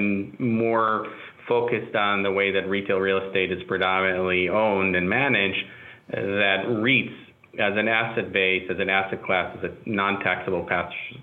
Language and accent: English; Israel; moved away; I'm also an immigrant in a sense. I'm originally from Israel